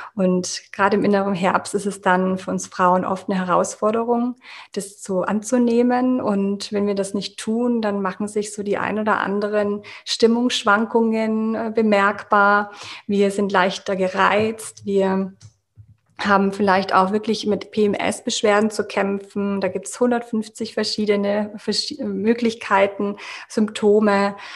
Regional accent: Munich, Bavaria, Germany; ich komme aus München und ich bin Yoga-Coach

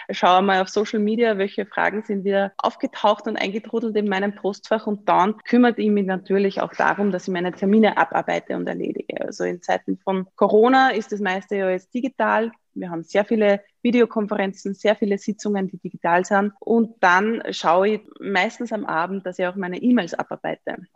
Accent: Upper Austria, Austria; Also ich habe gesagt, ich bin aus Oberösterreich.

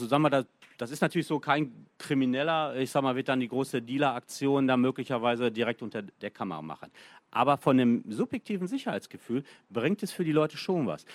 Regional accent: Bielefeld, North Rhine-Westphalia, Germany; ich komme aus Bielefeld

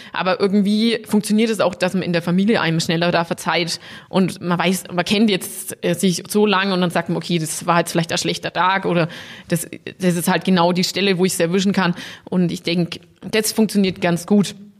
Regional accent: Hof, Bavaria, Germany; Wir sind halt in der Brauerei aufgewachsen, gell? Also wir haben unser Leben lang hier mit unseren Eltern gelebt.

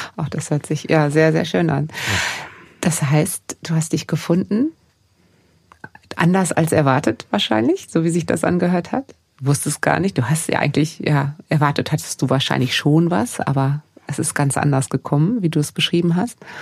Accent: Germany; hier bei uns in Deutschland

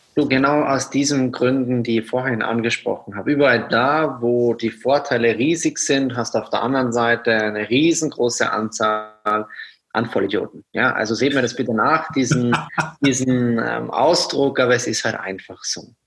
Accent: Austria; moved away as an adult; now in Germany; Aufgewachsen bin ich in Österreich

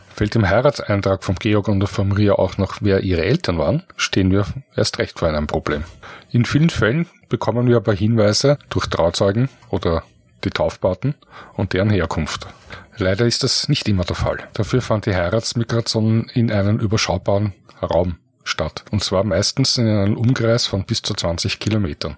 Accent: Vienna, Austria; Ich komme aus Wien, bin hier geboren, bereits in der vierten Generation

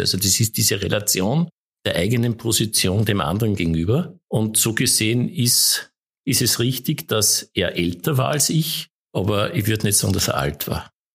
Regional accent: Mühlviertel, Upper Austria, Austria; Ich, ich komme aus dem Müllviertel ursprünglich auch noch

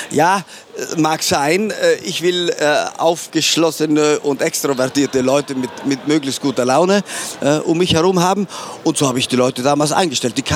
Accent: Trentino-Alto Adige, Italy; Und ich als Südtiroler, sprich mit Passaporto Italiano, habe gedacht, alles, alles was, was ähm, nicht verboten ist, das ist ja erlaubt.

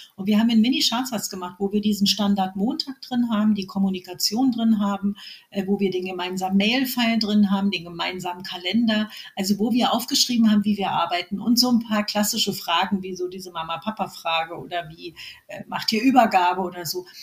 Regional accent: Berlin, Germany; accent: Berlin; bin Berlinerin, wie man hört

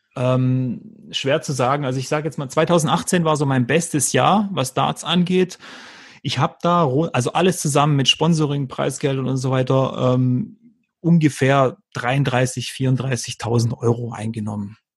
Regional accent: Freudenstadt, Baden-Württemberg, Germany; dann ist nicht zu Hause irgendein Dorf in Kroatien, sondern dann ist es Freudenstadt im Schwarzwald, was übrigens in Württemberg liegt und nicht in Baden.

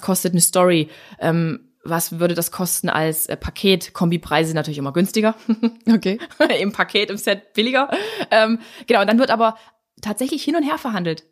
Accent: Dresden, Saxony, Germany; hier bei uns in Dresden

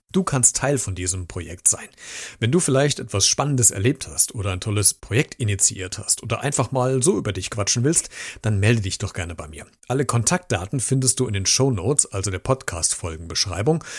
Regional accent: North Hesse, Germany; bei uns in Nordhessen

